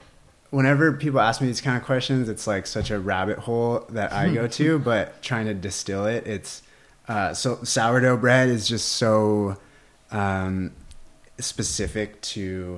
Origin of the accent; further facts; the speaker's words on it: Los Osos, California, United States; I grew up here in Los Osos.